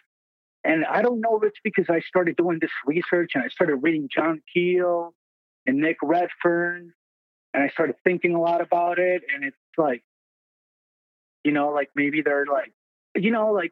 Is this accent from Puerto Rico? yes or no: yes; Puerto Rico; now in Minnesota, United States; I'm from Puerto Rico, but I live in Minnesota now.